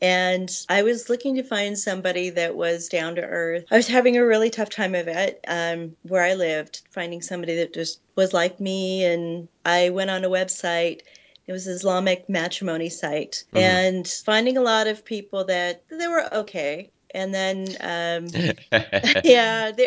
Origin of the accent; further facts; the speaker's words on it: California, United States; moved away as an adult; now in Sugar Land, United States; We're not from here originally. We're from California. Well, I'm from California.